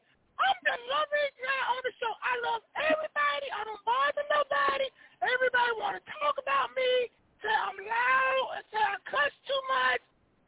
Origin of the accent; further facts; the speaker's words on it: Accomack County, Eastern Shore, Virginia, United States; I live on the Eastern Shore. Uh-huh. I'm from the Eastern Shore. Accomack County.